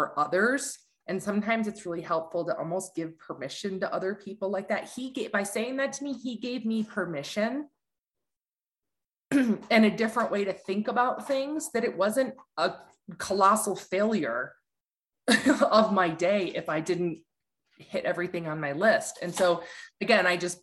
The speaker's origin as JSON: {"language": "English", "town": "Ann Arbor", "region": "Michigan", "country": "United States", "tie": "born or raised there", "also_born_or_lived": "Detroit", "said": "I grew up in Ann Arbor"}